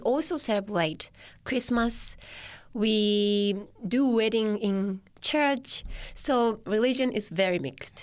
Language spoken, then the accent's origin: English; Tochigi, Japan; English is a second language; moved away as an adult; now in Newcastle, Australia; I was born in Tochigi, which is three hours north from Tokyo.